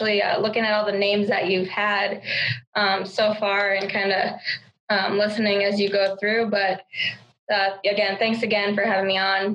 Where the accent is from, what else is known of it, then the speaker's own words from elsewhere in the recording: Rapid City, South Dakota, United States; moved away as an adult; I'm from Rapid City, South Dakota, Mount Rushmore State.